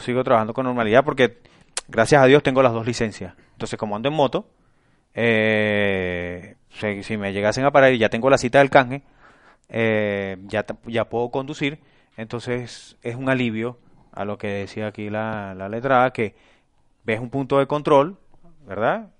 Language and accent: Spanish; Venezuela; moved away as an adult; now in Spain; Yo fui 10 años taxistas en Venezuela